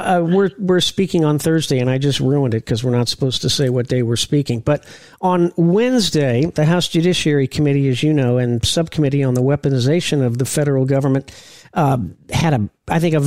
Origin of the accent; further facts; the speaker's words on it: Indiana, United States; moved away as an adult; now in Florida, United States; I'm from Indiana